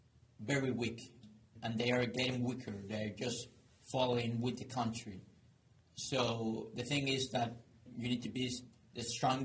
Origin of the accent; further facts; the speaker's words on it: Maracaibo, Zulia, Venezuela; My hometown, Maracaibo